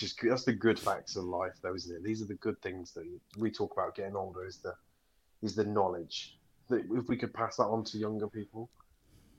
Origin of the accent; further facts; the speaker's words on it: United Kingdom; We're British